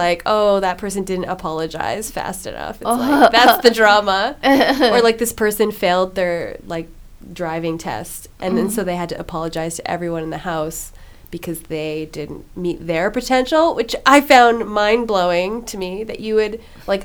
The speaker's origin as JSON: {"language": "English", "town": "Nanaimo", "region": "British Columbia", "country": "Canada", "tie": "born or raised there", "moved": "yes", "said": "I'm from Nanaimo."}